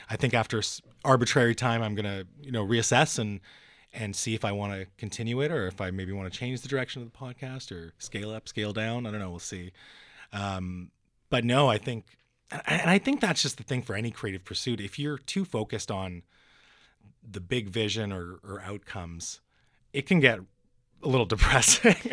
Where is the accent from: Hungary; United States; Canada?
Canada; North Vancouver, British Columbia; I live in North Van, and, and I grew up in North